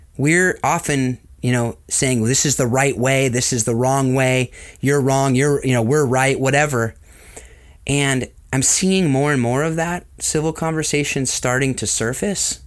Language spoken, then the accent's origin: English; Southern California, United States; also born or lived in Atlanta; I was born and raised in Southern California